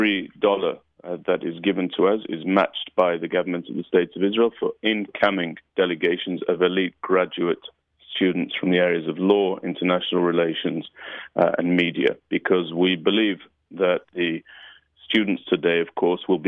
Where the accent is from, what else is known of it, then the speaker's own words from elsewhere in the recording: United Kingdom; moved away; my upbringing in the UK